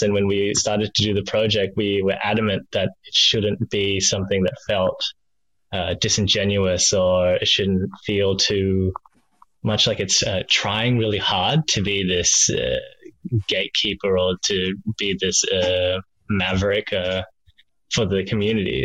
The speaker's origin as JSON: {"language": "English", "town": "Melbourne", "region": "Victoria", "country": "Australia", "tie": "born or raised there", "moved": "as an adult", "lives_now": "Sydney, Australia", "said": "grew up in the sleepy suburbs of uh, Springvale, crazy uh, melting pot of culture, I suppose, in Melbourne"}